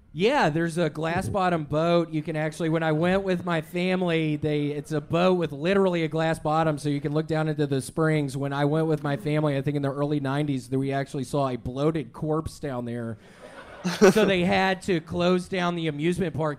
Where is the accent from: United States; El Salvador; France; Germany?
United States; I am from America